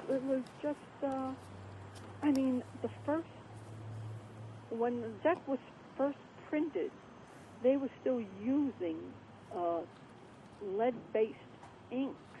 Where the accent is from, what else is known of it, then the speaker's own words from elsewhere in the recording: New York City, New York, United States; I was brought up in Coney Island